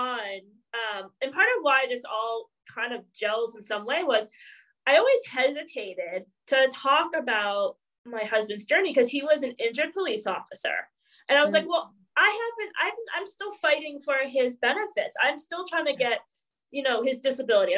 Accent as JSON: {"language": "English", "region": "New York", "country": "United States", "said": "I'm from New York"}